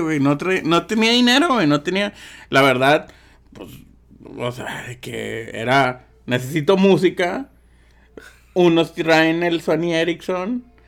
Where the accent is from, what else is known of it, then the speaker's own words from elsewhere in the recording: Mexico; yo soy de México